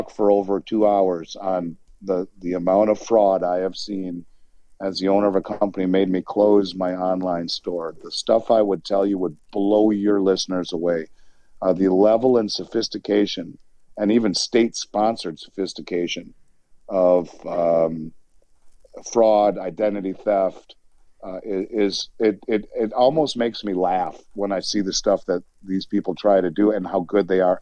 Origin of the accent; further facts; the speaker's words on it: Minnesota, United States; my home state of Minnesota